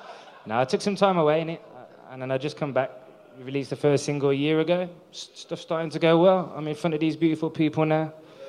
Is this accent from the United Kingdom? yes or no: yes; Wolverhampton, West Midlands, United Kingdom; I'm from Wolves